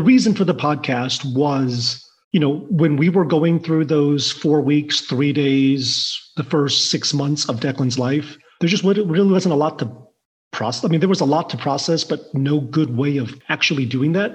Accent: southwest Missouri, United States; also born or lived in Taiwan; originally Taiwan, mostly raised in in small town southwest Missouri

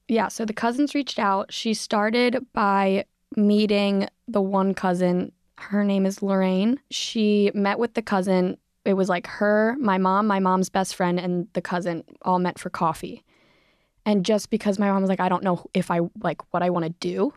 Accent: Philadelphia, Pennsylvania, United States; I grew up in Philadelphia

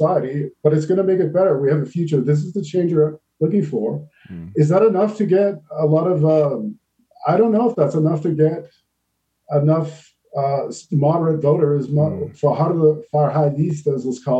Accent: Canada; moved away; my home country of Canada

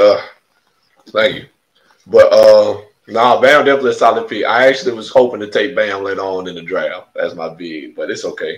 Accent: Alabama, United States; I'm from Alabama. We from Alabama

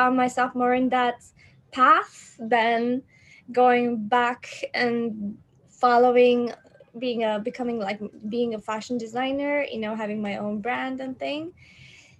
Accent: Turkey; it wasn't very supportive environment the way I was born in Turkey

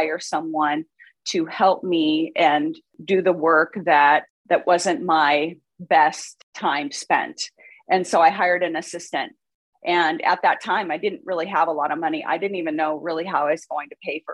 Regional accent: Seattle, Washington, United States; moved away as an adult; also born or lived in Cincinnati, Ohio; now in Newport Beach, United States; I grew up in Seattle, Washington. That's where I'm from.

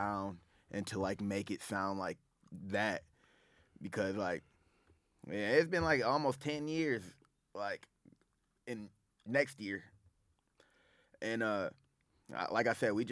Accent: Sumter, Michigan, United States; Sumter, Michigan. That's right. Where I grew up

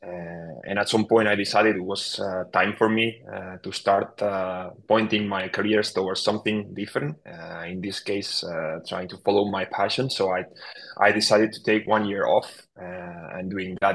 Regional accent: Barcelona, Catalonia, Spain; I followed my hometown club, FC Barcelona

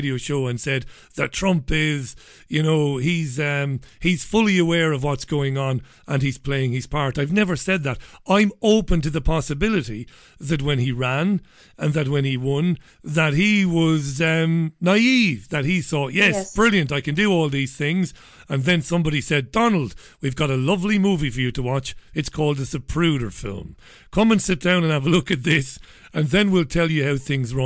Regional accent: Ireland; I'm an Irishman

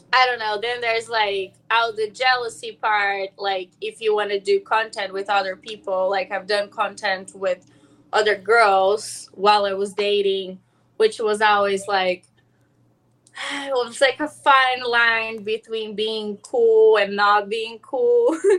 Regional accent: São Paulo, Brazil; now in Los Angeles, United States; I'm from Sao Paulo.

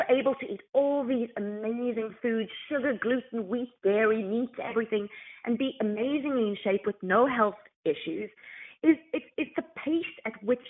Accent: South Africa; moved away as an adult; now in California, United States; Growing up in South Africa

